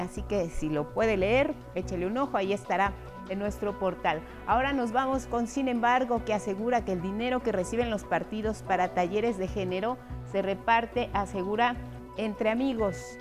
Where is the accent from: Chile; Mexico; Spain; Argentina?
Mexico; nosotros como mexicanos